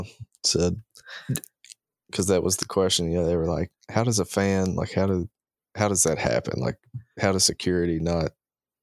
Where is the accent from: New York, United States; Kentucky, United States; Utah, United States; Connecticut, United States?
Kentucky, United States; Princeton; moved away; my hometown. He was born in Princeton, Kentucky